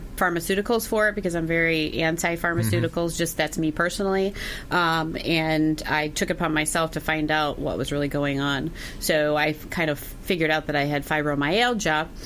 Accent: Wisconsin, United States; I'm from Wisconsin

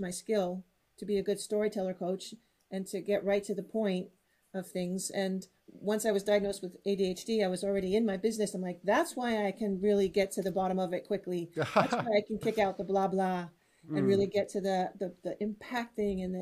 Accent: United States; first language English; now in Netherlands; I'm American living in Europe, living in the Netherlands, so I could use my native English

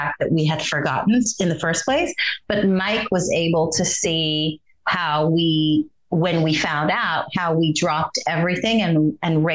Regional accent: Israel; moved away; growing up in Israel

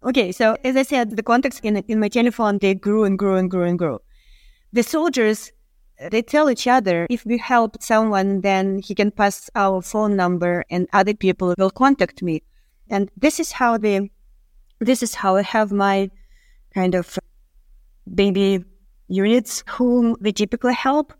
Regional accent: Kharkiv, Kharkiv Oblast, Ukraine; moved away as an adult; also born or lived in Moscow, Russia; I'm Ukrainian. I was born and raised in Kharkiv

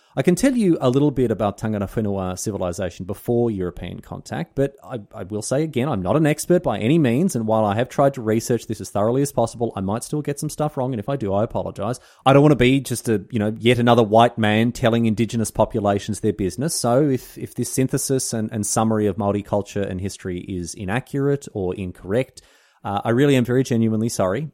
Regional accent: Australia; I'm not a Kiwi. I don't have close connections to Aotearoa New Zealand, familial or cultural or otherwise. I'm little more than just a neighbour, really, just another idiot Aussie.

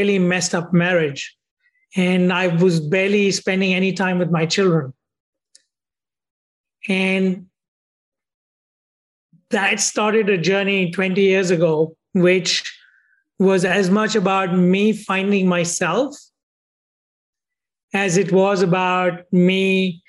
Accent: India; moved away as an adult; also born or lived in United States; I grew up in India

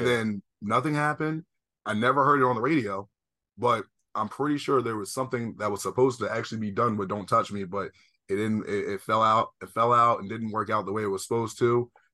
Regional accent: East Coast, United States; I'm from the East Coast

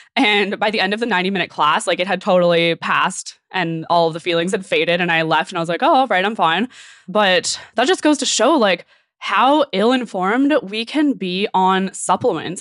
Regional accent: Okanagan, British Columbia, Canada; I'm from the Okanagan

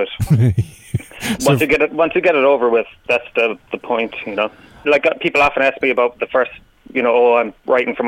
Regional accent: Tralee, Munster, Ireland; I'm originally from Tralee.

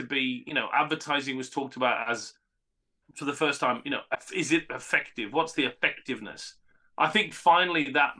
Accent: Cumbria, North West England, United Kingdom; I come from Cumbria, right, on the other side of the border.

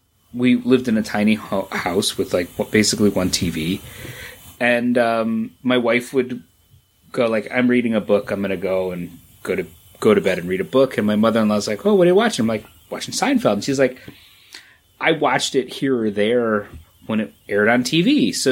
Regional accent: Dusseldorf, North Rhine-Westphalia, Germany; born there; All I know is I was born in Dusseldorf

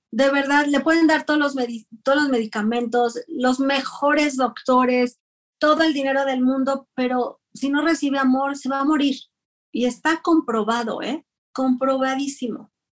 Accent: Ciudad Juárez, Chihuahua, Mexico; yo soy de Ciudad Juárez, Chihuahua.

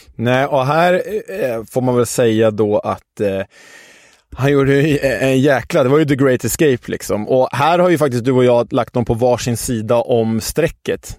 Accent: Stockholm, Stockholm County, Sweden; Vi som stockholmare

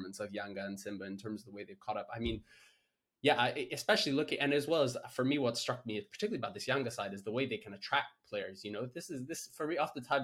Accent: Kenya; as a Kenyan

